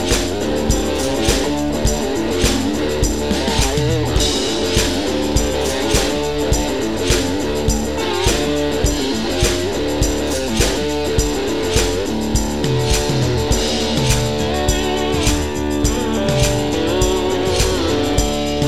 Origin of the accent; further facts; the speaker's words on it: Blue Ridge Mountains, Georgia, United States; now in Tennessee, United States; We're from the Blue Ridge Mountains in Georgia originally